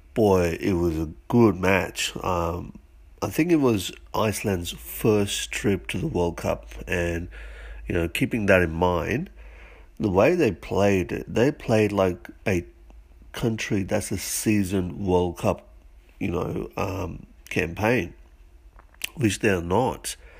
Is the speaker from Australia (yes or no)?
yes; Australia; as an Australian